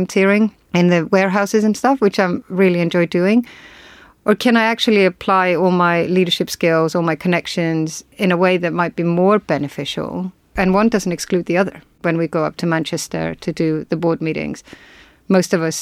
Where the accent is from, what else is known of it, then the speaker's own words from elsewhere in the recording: Iceland; I am from Iceland